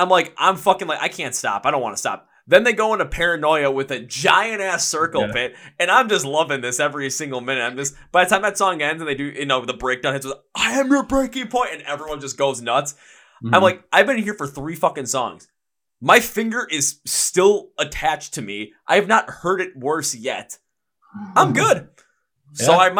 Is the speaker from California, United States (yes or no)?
no; Milwaukee, Wisconsin, United States; the fact that I was from Milwaukee. So they just called me ….